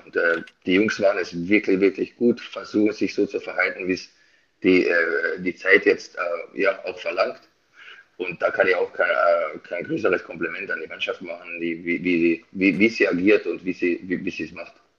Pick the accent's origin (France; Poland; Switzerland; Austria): Austria; now in Bad Nauheim, Germany; ich bin Österreicher